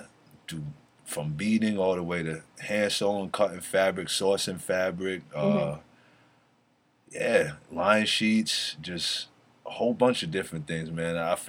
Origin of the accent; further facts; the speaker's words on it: East Coast, United States; I grew up on the East Coast